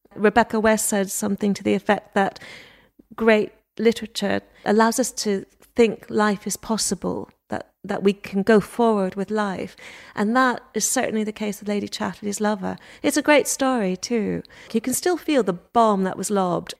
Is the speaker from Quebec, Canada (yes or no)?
yes; Montreal, Quebec, Canada; moved away as an adult; now in England, United Kingdom; I was born in Montreal